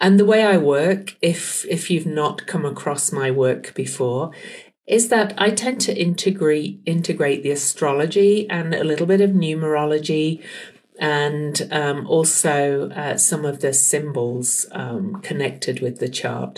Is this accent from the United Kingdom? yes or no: yes; United Kingdom; now in Salt Lake City, United States; I'm from the UK